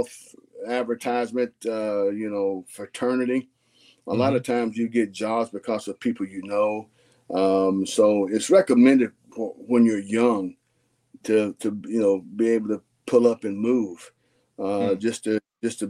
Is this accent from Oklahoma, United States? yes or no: no; South Carolina, United States; moved away as an adult; also born or lived in Indiana; I'm from South Carolina.